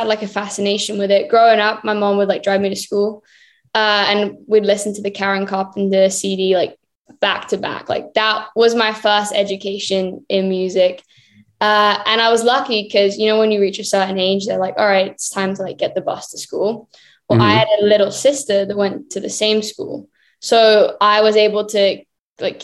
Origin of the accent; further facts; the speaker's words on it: Birmingham, West Midlands, United Kingdom; moved away as an adult; now in Los Angeles, United States; I spent my whole like childhood, like growing up in Birmingham